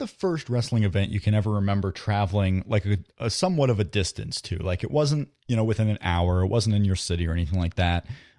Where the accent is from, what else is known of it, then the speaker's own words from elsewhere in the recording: Fort Wayne, Indiana, United States; Fort Wayne, my hometown